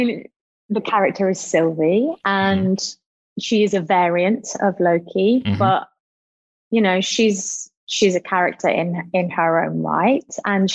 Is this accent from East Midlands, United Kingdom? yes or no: yes; Nottingham, East Midlands, United Kingdom; I would have been really excited as a kid, I think, to hear an accent like mine on the telly